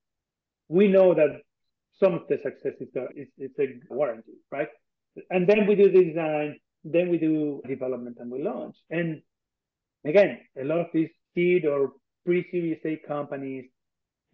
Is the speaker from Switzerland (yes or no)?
no; Argentina; moved away as an adult; I'm from Argentina. I was born and raised here. I spent some time abroad, but then I came back.